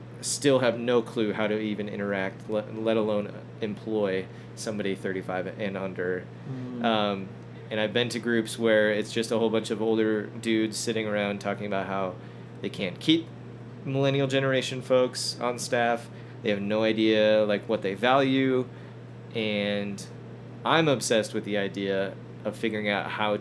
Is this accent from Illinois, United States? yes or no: yes; Chicago suburbs, Illinois, United States; moved away as an adult; now in Denver, United States; I'm originally from Chicago suburbs